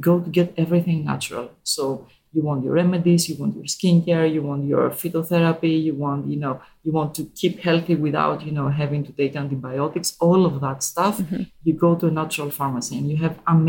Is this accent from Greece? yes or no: yes; Greece; I was born and raised in Greece, and I grew up there.